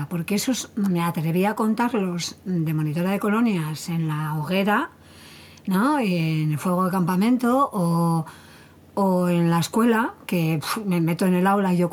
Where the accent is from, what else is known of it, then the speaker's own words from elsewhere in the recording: Basque Country, Spain; somos, que somos vascos